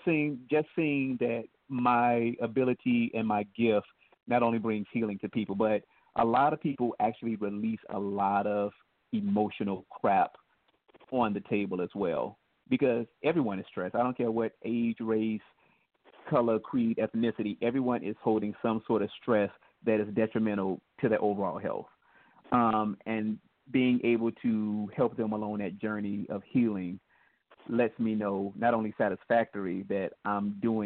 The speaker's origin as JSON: {"language": "English", "region": "Midwest", "country": "United States", "said": "And because I'm from the Midwest, we had all four seasons, and I took care of the lawns at $40 a pop."}